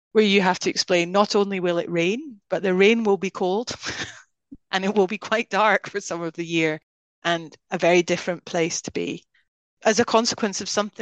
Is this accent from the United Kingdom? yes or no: yes; Scotland, United Kingdom; moved away; as you can hear, even though I haven't lived there for many decades, I'm Scottish. I'm very proud of being Scottish